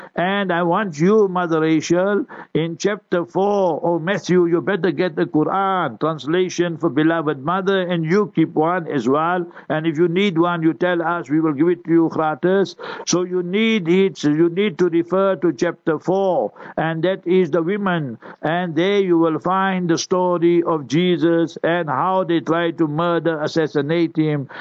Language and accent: English; South Africa; I will be born in South Africa